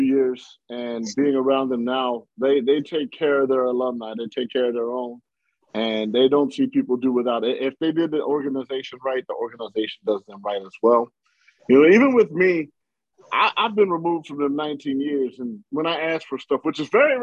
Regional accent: San Bernardino, California, United States; Yeah, I grew up in San Bernardino

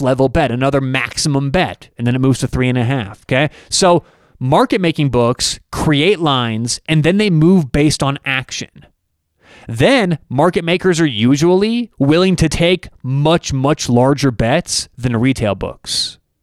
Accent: Denver, Colorado, United States; I'm from Denver

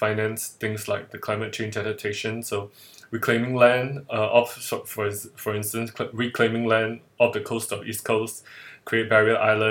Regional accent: Singapore; I'm based in Singapore, and I'm Singaporean

